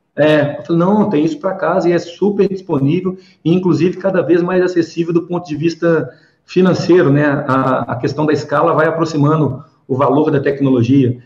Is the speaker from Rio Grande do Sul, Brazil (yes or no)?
no; Belo Horizonte, Minas Gerais, Brazil; accent: mineirês; also born or lived in São Paulo; A gente mineiro, né? Eu sou de Belo Horizonte, natural daqui, crescido aqui, já morei em São Paulo, enfim, fora também